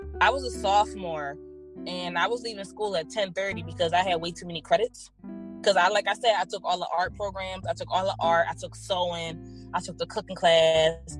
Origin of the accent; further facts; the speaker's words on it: Philadelphia, Pennsylvania, United States; We're from South Philly and Southwest